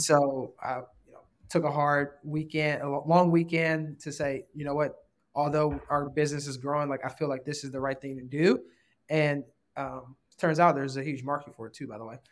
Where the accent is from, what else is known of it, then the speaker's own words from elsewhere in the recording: Chicago, Illinois, United States; I grew up in Rose, the Roseland um, neighborhoods in the, what's called the hundreds